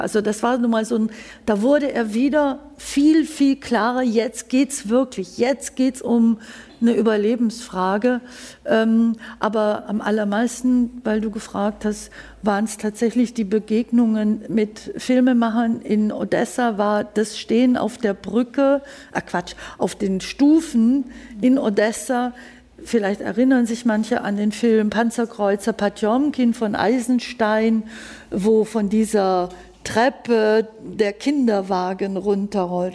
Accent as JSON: {"language": "German", "area": "Allgäu", "region": "Bavaria", "country": "Germany", "said": "ich komme aus dem Allgäu oder aus dem Unterallgäu"}